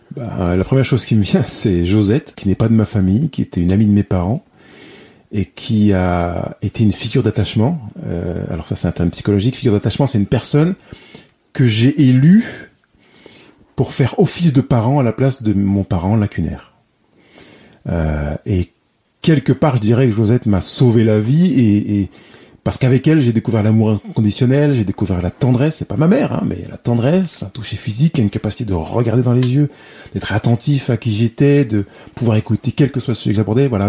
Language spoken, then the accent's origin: French; Lyon, Auvergne-Rhône-Alpes, France; Je suis né à Lyon